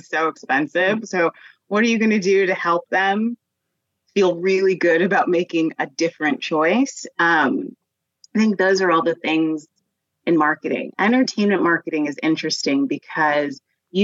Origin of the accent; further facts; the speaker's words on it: Denver, Colorado, United States; I grew up in Denver